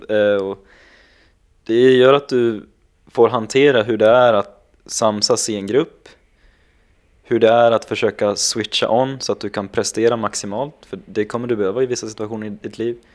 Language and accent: Swedish; Gävle, Gävleborg County, Sweden